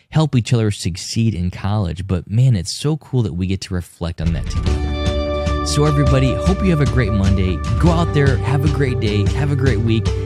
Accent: Northern Indiana, United States; father of two, husband of one, and I was born and raised right here in Northern Indiana.

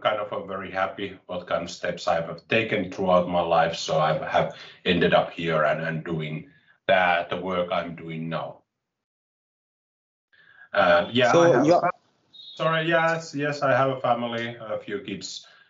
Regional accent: Finland; I'm from Finland, and I was born here and I have lived here, so I haven't lived abroad at any point of time

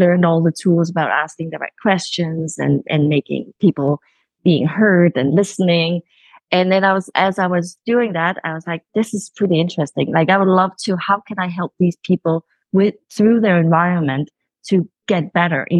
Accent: Copenhagen, Capital Region of Denmark, Denmark; moved away; I'm calling in from Copenhagen. This is sort of my where I originated.

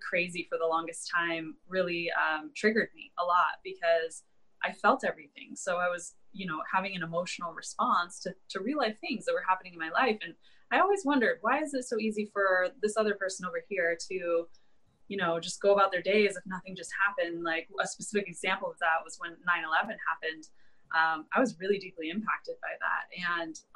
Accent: Ann Arbor, Michigan, United States; now in San Diego, United States; I was born and raised in Ann Arbor, Michigan

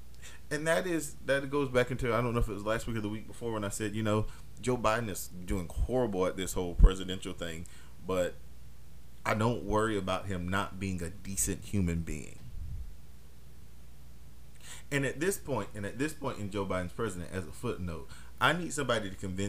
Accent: Germany; born there; also born or lived in Europe; I mean, I was born in Europe. I was born in Germany. So I have that liberty to say, hey, sometimes Europeans are reckless

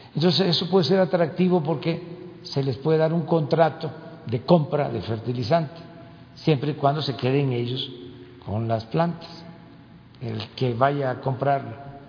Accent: Tabasco, Mexico; now in Mexico City, Mexico; Tabasco es mi tierra, es mi agua

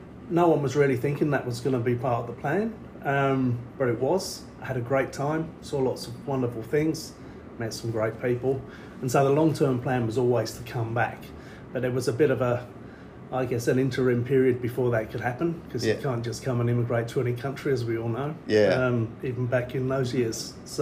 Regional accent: London, United Kingdom; moved away as an adult; now in Australia; I'm not naturally from this part of the world. I'm from the East End of London. Yep. That's where I grew up. It was a pretty rough place.

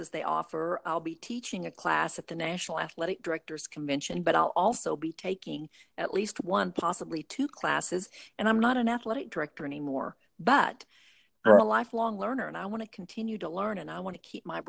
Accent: Morrison, Oklahoma, United States; moved away as an adult; also born or lived in Van Buren, Arkansas; I grew up in Morrison, Oklahoma

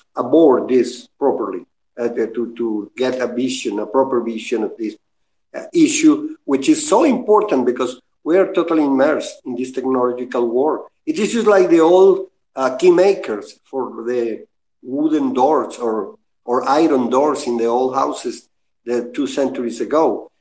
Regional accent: Venezuela; I am from Venezuela

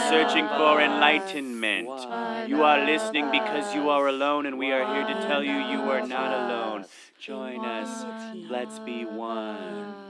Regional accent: Bettendorf, Iowa, United States; born or raised there; moved away

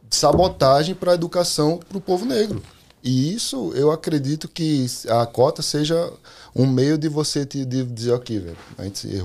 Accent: Pernambuco, Brazil; born there; Eu nasci no Pernambuco, mas eu.

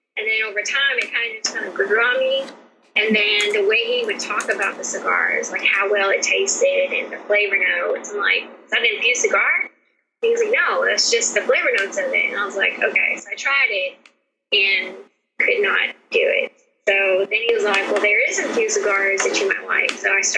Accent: Port Hope, Louisiana, United States; born there; now in Meridianville, United States; I'm currently in Meridianville, Alabama. I was born in Port Hope, Louisiana, but my parents were military. Well, my dad was, so we moved around a lot. So that's how we got to Huntsville.

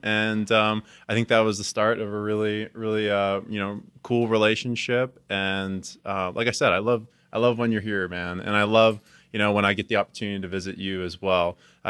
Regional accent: New Jersey, United States; because I'm originally from New Jersey

